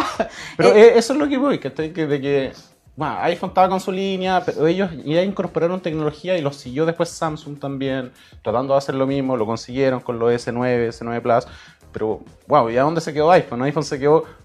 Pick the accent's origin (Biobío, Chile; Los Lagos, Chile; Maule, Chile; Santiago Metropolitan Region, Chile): Santiago Metropolitan Region, Chile; Talagante; also born or lived in Temuco; Yo nací en Temuco, ah. pero toda la vida fue en Talagante.